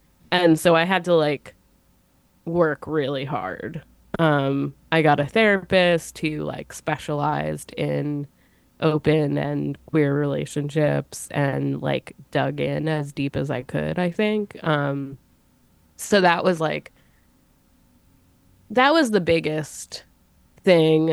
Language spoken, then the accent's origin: English; United States; I grew up kind of near New York City